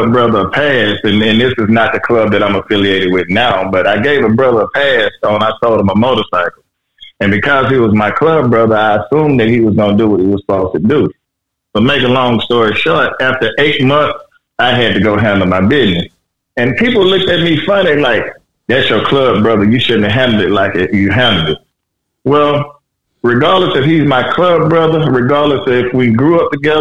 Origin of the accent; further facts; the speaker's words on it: Louisiana, United States; moved away; also born or lived in California; me coming from the South, I'm originally from Louisiana.